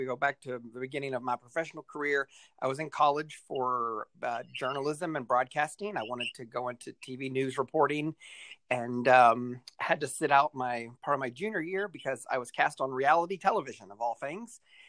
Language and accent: English; Lexington, Kentucky, United States; moved away as an adult; also born or lived in Dayton, Ohio / Portland, Oregon; I grew up in Lexington, Kentucky, and I got started in nonprofit work here, 17 or 18 years ago.